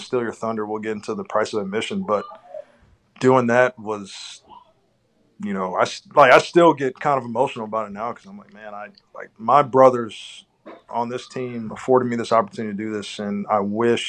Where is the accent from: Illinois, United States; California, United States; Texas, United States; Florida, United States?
Texas, United States; Houston; Born and raised in Houston, Texas